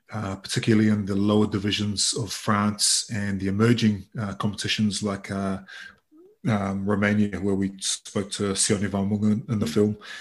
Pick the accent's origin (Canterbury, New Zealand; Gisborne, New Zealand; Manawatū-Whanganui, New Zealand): Manawatū-Whanganui, New Zealand; Palmerston North; also born or lived in Auckland; I, was, born in, in New Zealand in uh, Palmerston North